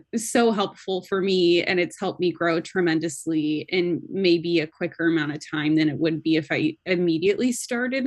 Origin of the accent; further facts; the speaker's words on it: Seattle, Washington, United States; moved away; I'm from Seattle